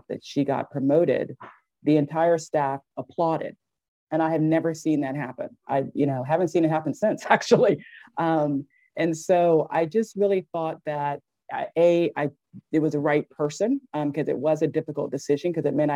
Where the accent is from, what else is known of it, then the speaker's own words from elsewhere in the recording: Virginia, United States; also born or lived in Philadelphia, Pennsylvania; Virginia girl, pretty much. I was born in Philadelphia. My parents moved me here when I was three.